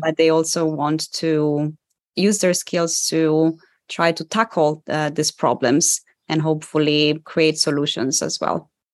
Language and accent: English; Italy; moved away; my parents are Polish, but I was born and raised in Italy.